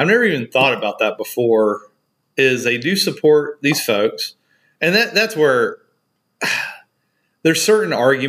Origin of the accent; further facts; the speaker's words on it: United States; And I'm so alien to it because we grew up in America, right?